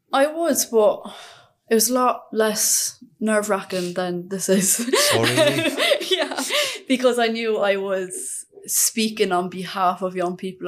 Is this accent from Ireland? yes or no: yes; Glanmire, Munster, Ireland; also born or lived in Waterford; I'm from Cork